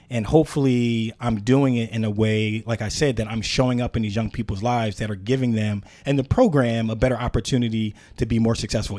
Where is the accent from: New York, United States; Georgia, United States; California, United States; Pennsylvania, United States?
Pennsylvania, United States; Philadelphia; growing up in Philadelphia